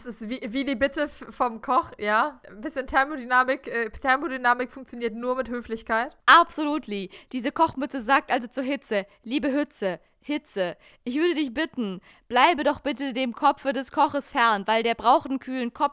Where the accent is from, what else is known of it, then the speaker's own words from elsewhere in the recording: Germany; das, was wir als Deutsche als äh, Spiegelei verstehen.